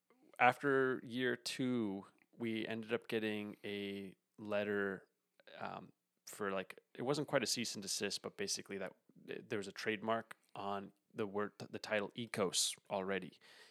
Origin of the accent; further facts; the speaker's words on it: Port Jefferson, New York, United States; also born or lived in Montauk, New York; So I grew up in Port Jefferson, or a town over from Port Jefferson. It's like a little sailing village in Long Island on the North Shore.